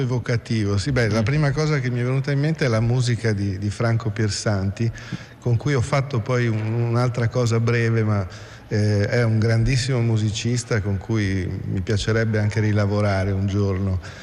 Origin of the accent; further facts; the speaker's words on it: Province of Pordenone, Friuli-Venezia Giulia, Italy; moved away; also born or lived in Rome / Latin America / Russia; io sono friulano, insomma, sono, vengo da un piccolo paese qua proprio in provincia di Pordenone